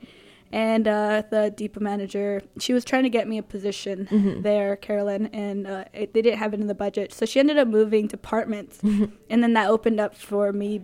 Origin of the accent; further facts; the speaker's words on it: Los Angeles, California, United States; now in San Francisco, United States; I'm from Los Angeles